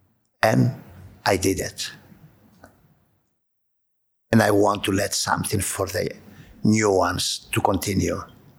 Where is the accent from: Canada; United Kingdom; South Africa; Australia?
Canada; Montreal, Quebec; when I came from Montreal, I always loved public.